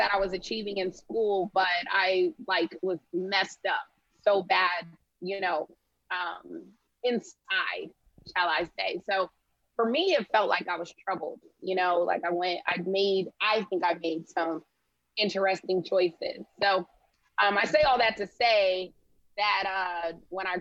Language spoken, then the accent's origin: English; Sacramento, California, United States; now in Houston, United States; I'm originally from Sacramento, California, but now I live in Houston, Texas